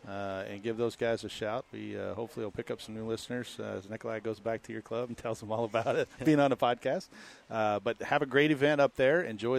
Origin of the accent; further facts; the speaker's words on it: Houston, Texas, United States; now in Arizona, United States; I grew up in Houston